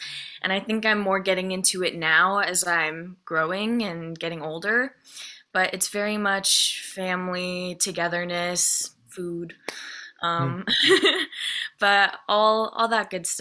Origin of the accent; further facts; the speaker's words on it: United States; I grew up a whole lot more like American oriented than my Korean side